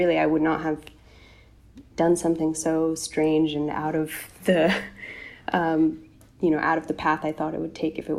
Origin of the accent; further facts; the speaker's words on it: North Carolina, United States; I grew up in North Carolina in the U.S., which Americans know is in the South